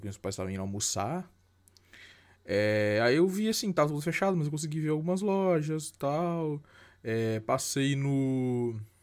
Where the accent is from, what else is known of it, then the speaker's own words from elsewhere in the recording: Brazil; A gente é brasileiro